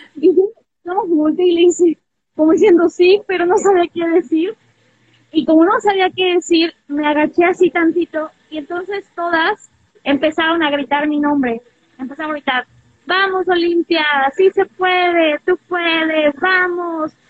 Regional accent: Puebla, Mexico; now in Mexico City, Mexico; yo soy poblana, soy una mujer poblana

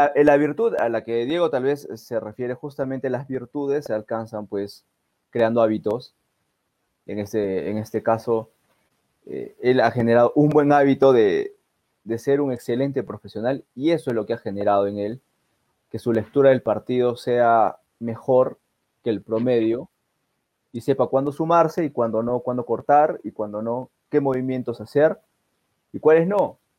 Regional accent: Peru; nosotros como peruanos

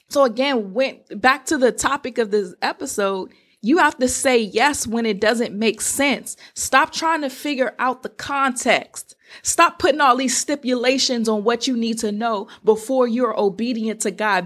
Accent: Washington, District of Columbia, United States; I'm from the Washington, D C area

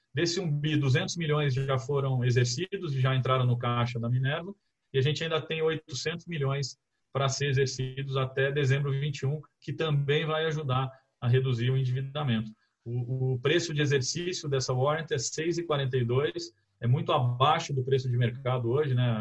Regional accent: Campinas, São Paulo, Brazil; sou de Campinas

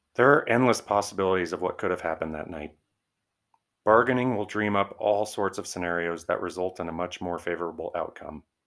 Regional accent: Arvada, Colorado, United States; my hometown, Arvada, Colorado

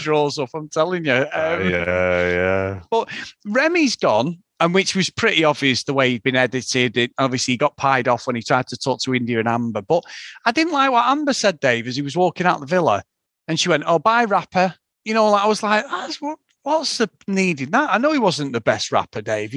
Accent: Manchester, North West England, United Kingdom; accent: Mancunian; being a Mancunian

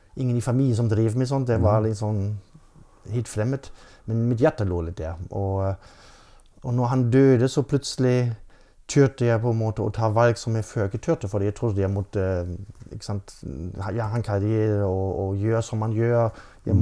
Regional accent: Germany; Norwegian is a second language; moved away as an adult; now in Norway; Jeg har vokst opp i Tyskland ja. med norsk mor, så det var en helt normal familie ute på landet.

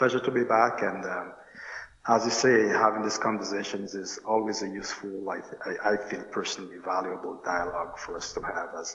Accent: Roseau, Dominica; moved away as an adult; I hail from Roseau. I grew up there

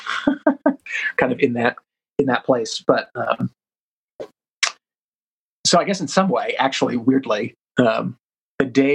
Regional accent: Rhode Island, United States; I grew up in Rhode Island, and so I went to Slater Mill a lot as a kid

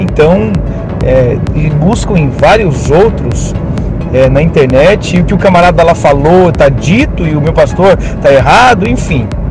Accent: Criciúma, Santa Catarina, Brazil; Nós somos aqui de Criciúma, Santa Catarina.

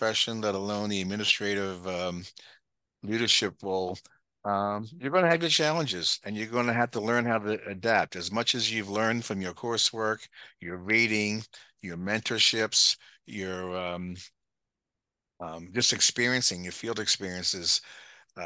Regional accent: Norwood, Pennsylvania, United States; I grew up in Norwood, where your mom and I grew up in Norwood.

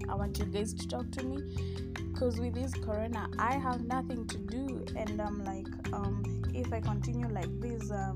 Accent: Kenya; I am Kenyan

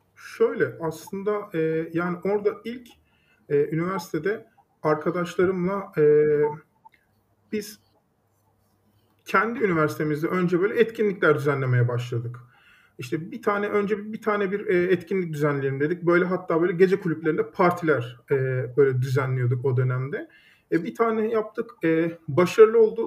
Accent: Düzce, Turkey; moved away as an adult; also born or lived in Istanbul; Düzce'de doğdum, büyüdüm.

